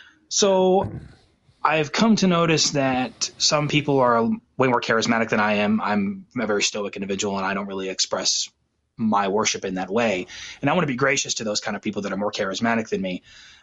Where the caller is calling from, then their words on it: Georgia, United States; I'm from Georgia